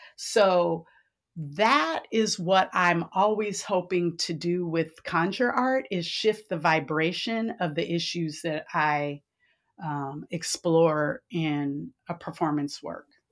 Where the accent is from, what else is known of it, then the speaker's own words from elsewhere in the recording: San Francisco, California, United States; I was born and raised in San Francisco